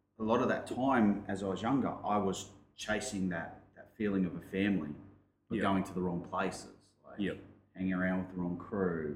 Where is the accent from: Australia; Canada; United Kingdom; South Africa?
Australia; Brisbane, Queensland; I grew up in Brisbane.